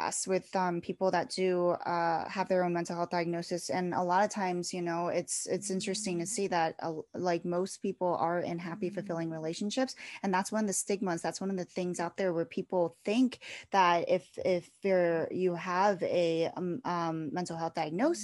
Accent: East Coast, United States; I am from the East Coast, so I do go up there a lot

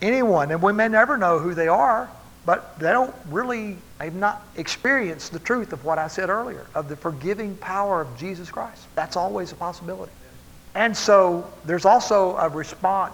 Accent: Texas, United States; I grew up in Texas

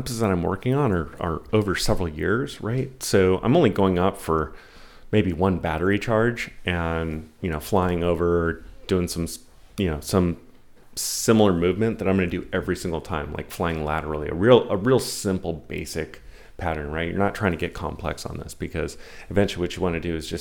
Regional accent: San Diego, California, United States; I grew up in Kensington, which, by the way, best Mexican food in San Diego

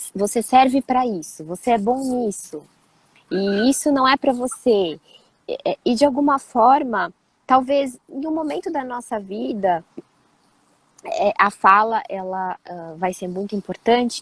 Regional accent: São Paulo, Brazil; also born or lived in Rio de Janeiro / Petrópolis; eu nasci no Rio e eu morei em Petrópolis, e aí eu tava começando, era muito pequenininha. E aí, é, assim, instantaneamente a minha vida mudou, porque os meus pais se separaram e eu fui para São Paulo

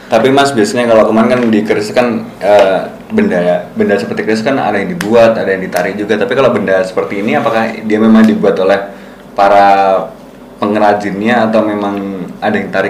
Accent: Java, Indonesia; Bahkan kita sebagai orang Jawa sendiri mah mungkin nggak tahu ya

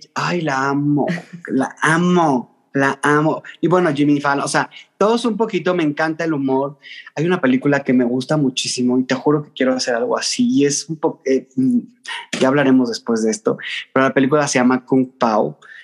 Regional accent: Mexico City, Mexico; soy chilango, porque me preguntan mucho. Soy de la Ciudad de México pero con sangre norteña de Tamaulipas.

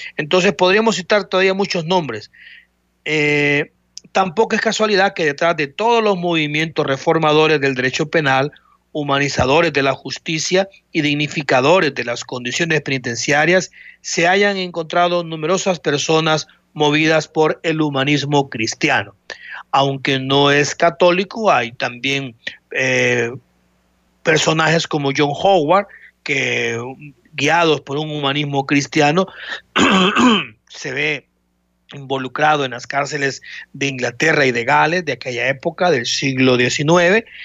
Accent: El Salvador; como salvadoreños

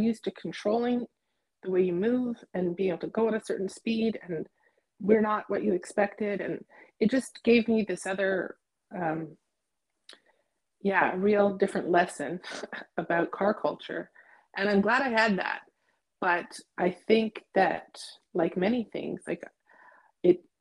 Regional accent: Toronto, Ontario, Canada; where I grew up in Toronto

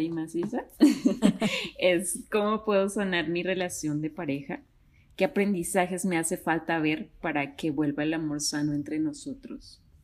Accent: Mexico; now in Bogotá, Colombia; yo soy mexicana, pero radico ahorita en Bogotá, Colombia.

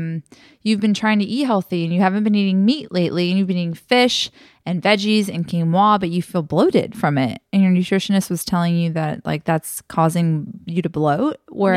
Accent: South Texas, United States; moved away; I grew up in South Texas

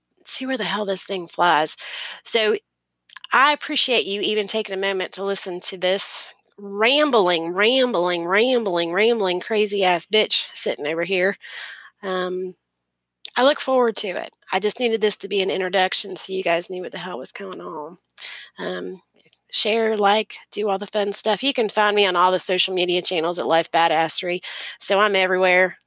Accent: Florida, United States; accent: Southern; also born or lived in Maryland / North Carolina / Georgia / Tennessee; I've lived here in Florida, which is where I reside now, which is where I was raised

